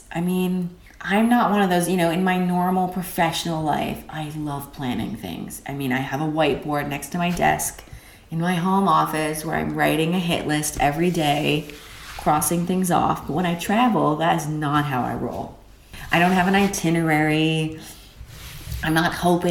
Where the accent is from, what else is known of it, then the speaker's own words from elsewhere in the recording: Canada; moved away as an adult; also born or lived in Texas / London; now in Berlin, Germany; I am a Canadian that lives in Berlin